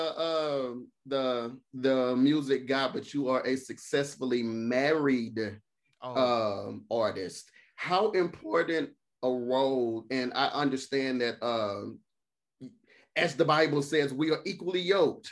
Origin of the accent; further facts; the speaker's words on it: Mississippi, United States; I'm from Mississippi